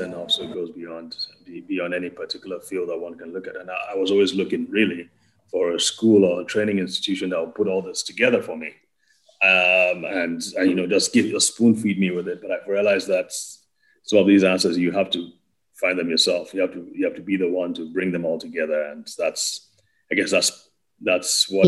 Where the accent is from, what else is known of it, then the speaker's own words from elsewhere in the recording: Nigeria; also born or lived in Wales (possibly ASR error) / United States; now in Abuja, Nigeria; I grew up in Wales. I'm from Nigeria.